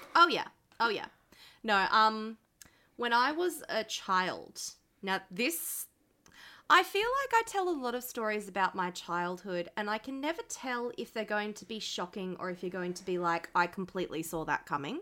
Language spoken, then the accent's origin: English; Sydney, New South Wales, Australia; I grew up in Western Sydney